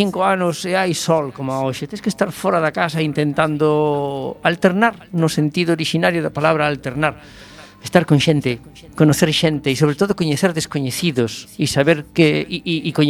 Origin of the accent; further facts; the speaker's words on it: Vigo, Galicia, Spain; son de Vigo. y en Vigo conducimos ben.